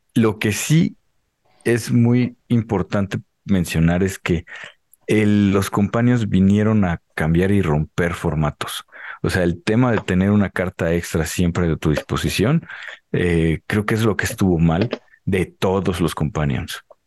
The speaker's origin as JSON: {"language": "Spanish", "country": "Mexico", "said": "somos mexicanos"}